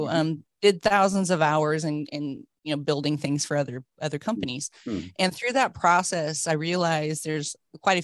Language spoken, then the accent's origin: English; United States; moved away as an adult; also born or lived in south of France; now in London, United Kingdom; I was born in America, went to school and university there, and moved to Europe around 30 years ago